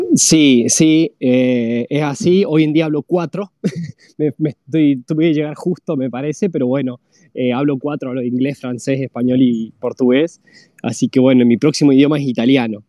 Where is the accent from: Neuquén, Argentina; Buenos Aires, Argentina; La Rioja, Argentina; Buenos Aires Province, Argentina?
La Rioja, Argentina; moved away as an adult; also born or lived in San Juan, Argentina; yo soy oriundo de la, de la Rioja principalmente, o sea, nací en La Rioja. Eh, ahí donde fue donde, donde, me, donde me crié